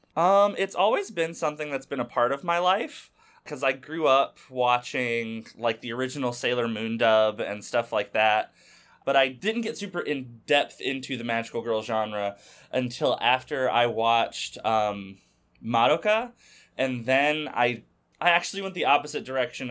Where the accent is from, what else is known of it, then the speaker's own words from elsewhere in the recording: Arkansas, United States; used to be a hobby shop in my hometown in Arkansas